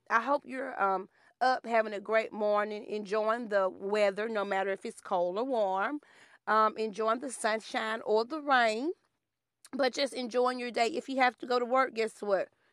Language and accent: English; Alabama, United States; growing up in Alabama